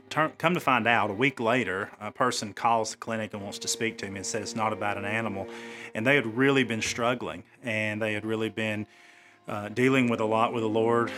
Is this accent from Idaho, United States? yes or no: no; Cedar Bluff, Alabama, United States; God put me back in my hometown and put me back serving, uh, my home people, if I will, my family in Cherokee County